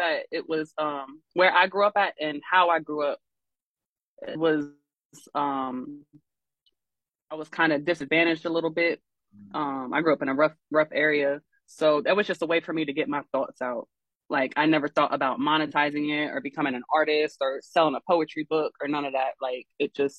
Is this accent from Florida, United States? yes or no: no; Columbus, Ohio, United States; now in Norfolk, United States; I'm originally from Columbus, Ohio